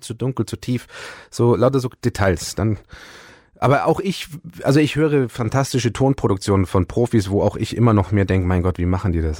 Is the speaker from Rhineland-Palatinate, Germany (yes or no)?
no; Bayerisch Gmain, Bavaria, Germany; also born or lived in Ulm; als ich ein Jahr alt war, waren wir schon hier, weil mhm. das Haus schon mein Urgroßvater 1934 gebaut hat